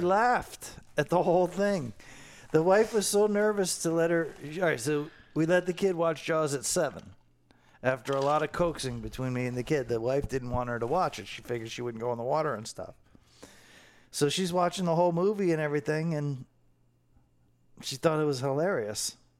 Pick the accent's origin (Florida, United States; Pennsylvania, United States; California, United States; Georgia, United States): Florida, United States; Fort Lauderdale; we grew up right here in Fort Lauderdale